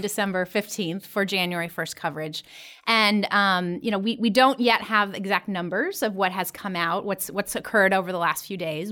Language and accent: English; Columbus, Ohio, United States; my hometown, Columbus, Ohio